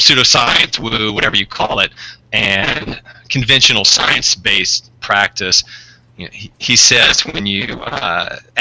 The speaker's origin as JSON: {"language": "English", "region": "Deep South", "country": "United States", "said": "I'm actually from the Deep South"}